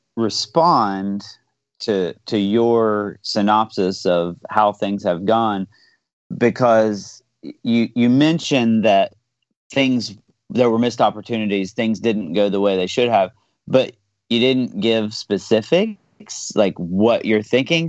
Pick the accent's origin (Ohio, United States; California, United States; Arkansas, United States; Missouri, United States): Ohio, United States; Southeast; I'm from Southeast Ohio